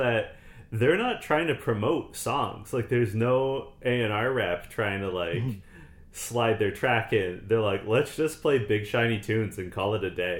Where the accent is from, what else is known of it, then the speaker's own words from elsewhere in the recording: Canada; I'm Canadian